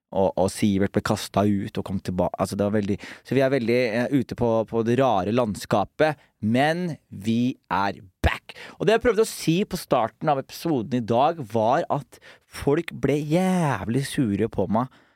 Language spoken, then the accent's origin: Norwegian; Skien, Vestfold og Telemark, Norway; Vi vokste jo opp sammen på Gulset